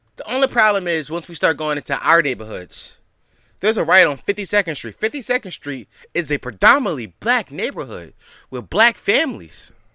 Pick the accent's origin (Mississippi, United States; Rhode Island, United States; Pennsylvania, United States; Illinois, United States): Pennsylvania, United States; Philadelphia; the city of Philadelphia, my hometown.